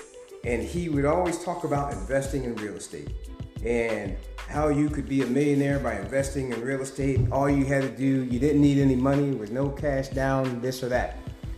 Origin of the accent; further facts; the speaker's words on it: New York, United States; moved away as an adult; now in California, United States; I'm a New Yorker, so I was born and raised in New York. At the age of 19, I moved to California and finished college.